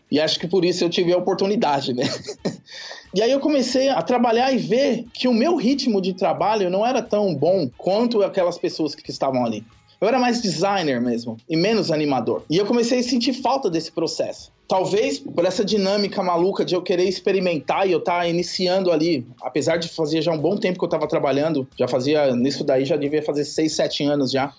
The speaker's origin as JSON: {"language": "Portuguese", "town": "Santo André", "region": "São Paulo", "country": "Brazil", "also_born_or_lived": "São Mateus, São Paulo / Brasília", "moved": "as an adult", "said": "Sou de Santo André"}